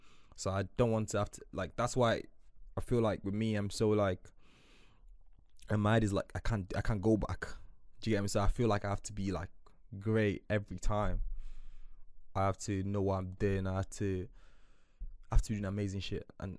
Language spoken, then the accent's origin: English; Nigeria; I grew up quite tough in Nigeria